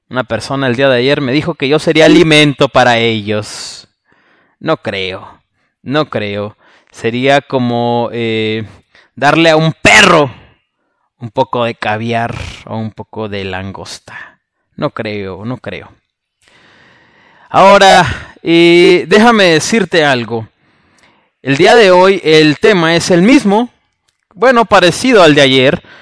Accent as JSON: {"language": "Spanish", "country": "Mexico", "said": "Porque soy mexicano."}